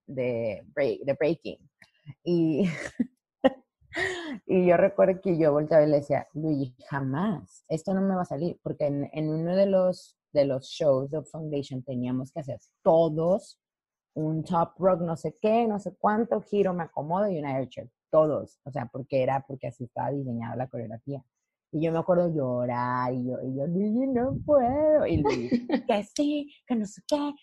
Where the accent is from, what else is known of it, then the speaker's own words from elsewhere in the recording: Lerdo, Durango, Mexico; moved away as an adult; also born or lived in Los Angeles; Yo soy de Lerdo, Durango, de Durango